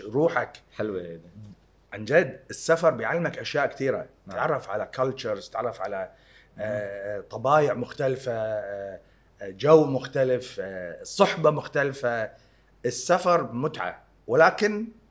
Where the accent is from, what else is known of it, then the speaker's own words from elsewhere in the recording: Kuwait; انا انخلقنا وانولدنا وتربينا وعشنا بالكويت